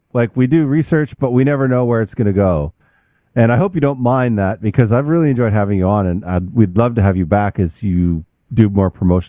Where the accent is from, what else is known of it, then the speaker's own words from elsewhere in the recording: Canada; now in United States; I mean my transition wasn't as hard, I'm sure, because I came from Canada into the US